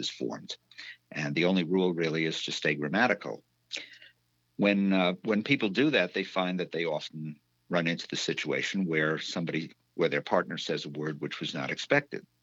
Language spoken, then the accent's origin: English; New York City, New York, United States; moved away as an adult; also born or lived in Midwest / Prince Edward Island, Canada; now in Northampton, United States; I was a New Yorker. I grew up in New York